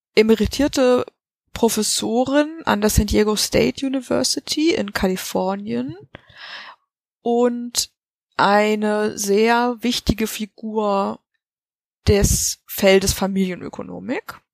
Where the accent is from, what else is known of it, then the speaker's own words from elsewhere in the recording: Germany; wir als Deutsche